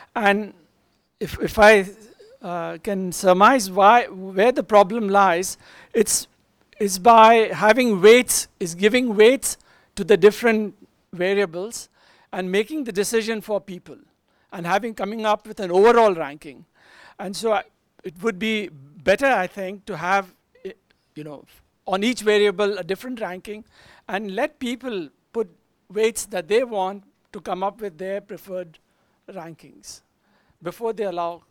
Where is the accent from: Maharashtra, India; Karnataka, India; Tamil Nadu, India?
Karnataka, India; Bangalore; I'm from Bangalore. I'm just visiting.